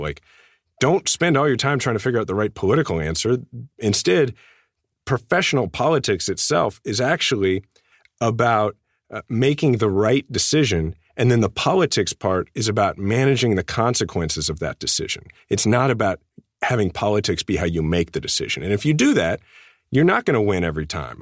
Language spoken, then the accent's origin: English; Kansas City, Missouri, United States; my hometown